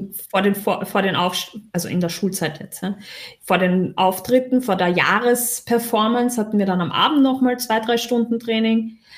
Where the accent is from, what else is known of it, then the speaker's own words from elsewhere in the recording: Austria; accent: Austrian; Ich bin Österreicherin.